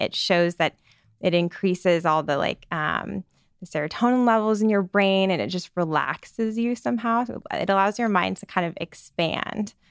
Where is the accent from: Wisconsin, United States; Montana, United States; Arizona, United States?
Arizona, United States; Scottsdale; moved away as an adult; also born or lived in Phoenix, Arizona; now in New York, United States; I grew up in Scottsdale, Arizona